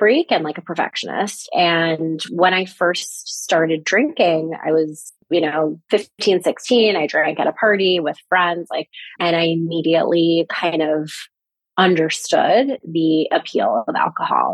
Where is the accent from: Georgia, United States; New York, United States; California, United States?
New York, United States; now in Los Angeles, United States; I'm originally from New York